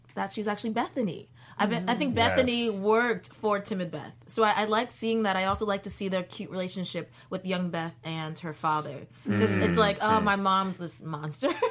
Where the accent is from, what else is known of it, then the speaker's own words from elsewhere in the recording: Jamaica; I'm Jamaican